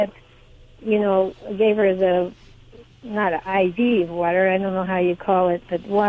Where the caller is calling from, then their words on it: Monticello, Illinois, United States; I am in Monticello, Illinois.